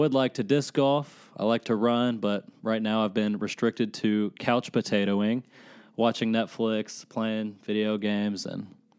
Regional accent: Lexington, Kentucky, United States; I grew up in Lexington. I lived in Lexington my whole life

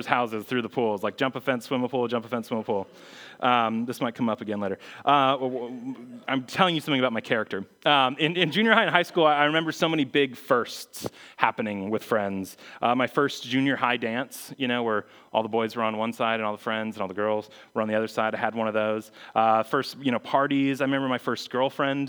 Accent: Phoenix, Arizona, United States; moved away as an adult; also born or lived in Missouri; I was from Phoenix. I went to school in Missouri.

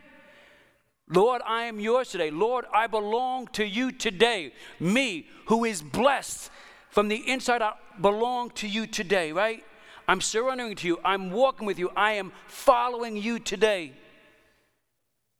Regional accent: New York City, New York, United States; I grew up in New York City. It's a crazy kind of, when I grew up in there in Italian Bensonhurst

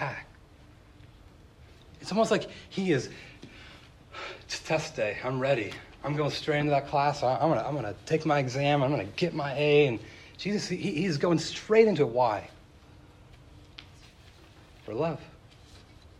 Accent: Tehachapi, California, United States; moved away; also born or lived in Chicago; I made friends in my hometown of Tehachapi, California, and I left

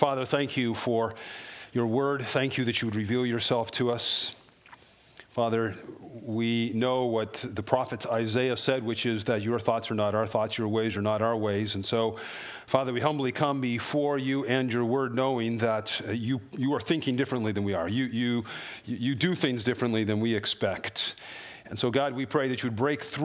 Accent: Colorado, United States; I grew up in Colorado

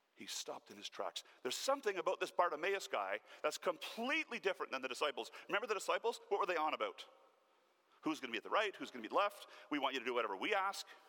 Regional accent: Canada; Born and raised in Newfoundland, the poorest province of our country

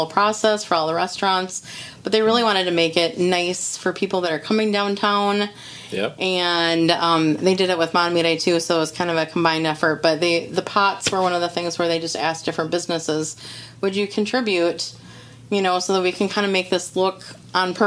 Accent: Grant, Minnesota, United States; I grew up in Grant, you know, which is not very far away

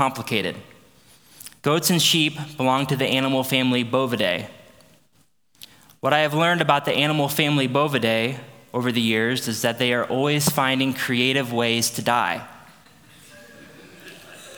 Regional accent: Aledo, Illinois, United States; also born or lived in St. Louis, Missouri; I grew up in Aledo, which is where we moved back.

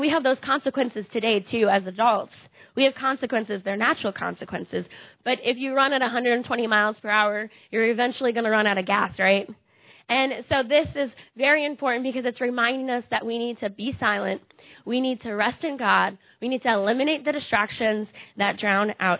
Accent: Iowa, United States; moved away; I'm from Iowa

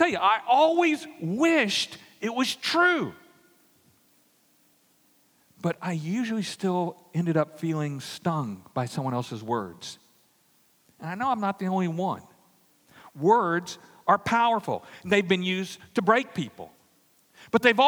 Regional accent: Louisiana, United States; I grew up in Louisiana in an all-Catholic neighborhood

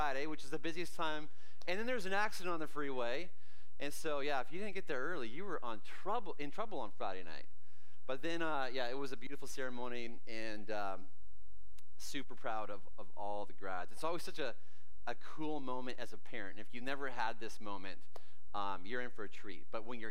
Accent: Canada; I grew up in Canada

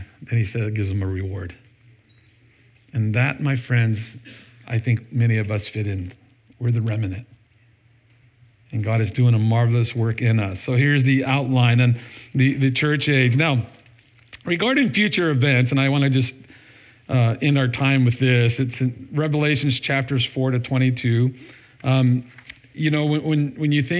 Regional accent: United States; I'm from America.

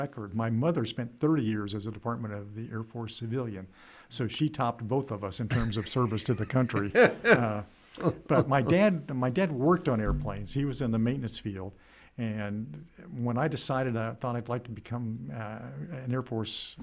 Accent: Goldsboro, North Carolina, United States; moved away as an adult; also born or lived in Kinston, North Carolina; I grew up in Goldsboro.

